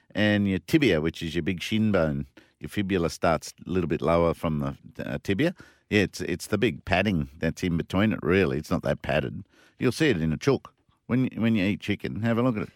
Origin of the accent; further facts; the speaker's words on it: Brisbane, Queensland, Australia; Brisbane, my, my hometown